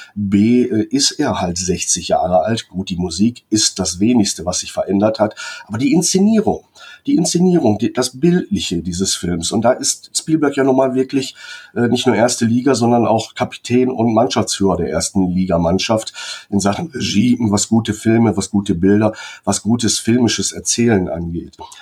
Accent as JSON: {"language": "German", "country": "Germany", "said": "wir als Deutsche"}